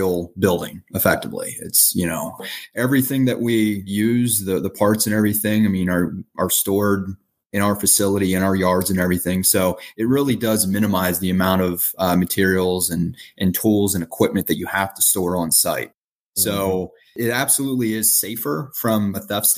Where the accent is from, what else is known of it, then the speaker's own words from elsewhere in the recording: Pennsylvania, United States; now in California, United States; I live in California. Our team is in Pennsylvania. And I'm from Pennsylvania